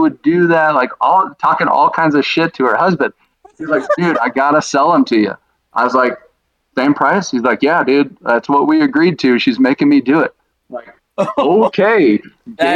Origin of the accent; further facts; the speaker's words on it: Dallas, Texas, United States; now in Colorado, United States; I'm from Dallas